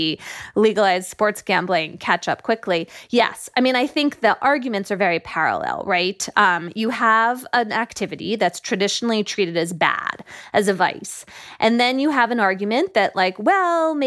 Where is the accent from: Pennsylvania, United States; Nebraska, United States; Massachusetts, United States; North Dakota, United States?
Pennsylvania, United States; Philadelphia; moved away; also born or lived in Connecticut; I grew up in Philadelphia, which is near Atlantic City.